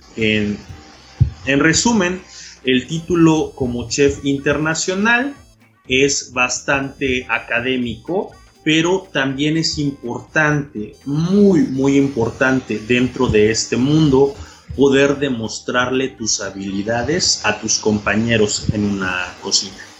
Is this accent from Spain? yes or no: no; Oaxaca, Mexico; de Oaxaca, México